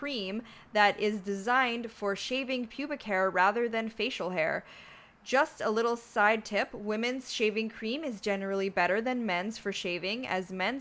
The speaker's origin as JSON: {"language": "English", "country": "Canada", "said": "I'm from Canada, so we actually learn French in school"}